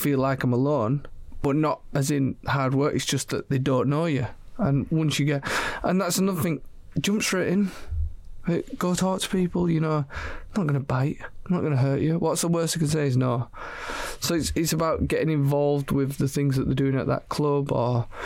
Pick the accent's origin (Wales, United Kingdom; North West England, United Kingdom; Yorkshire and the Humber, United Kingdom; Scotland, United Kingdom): Yorkshire and the Humber, United Kingdom; Leeds; I'm from Leeds.